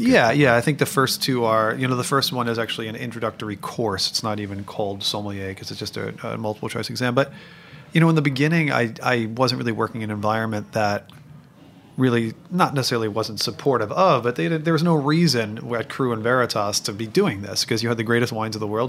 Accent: New York City, New York, United States; I'm a New Yorker

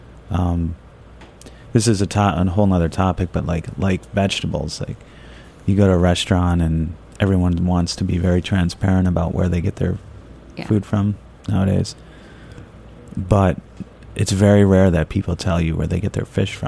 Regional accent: Midwest, United States; now in New York, United States; I was born and raised out in the Midwest

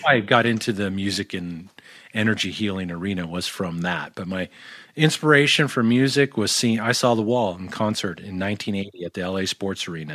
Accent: Tustin, California, United States; also born or lived in North Hollywood, California; born in, born in North Hollywood and, and raised in Tustin, California

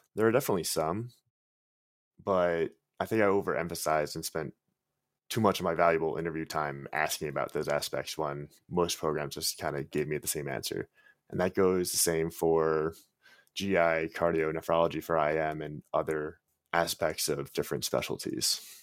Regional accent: Long Island, New York, United States; I'm from Long Island, New York

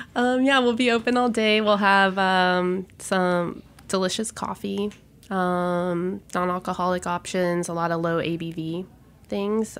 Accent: Gulf Coast, United States; also born or lived in Houston / San Francisco; now in New York, United States; I'm a Gulf Coaster by heart

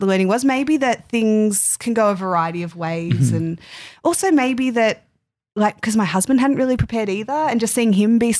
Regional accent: the West, Western Australia, Australia; moved away; I'm from the West

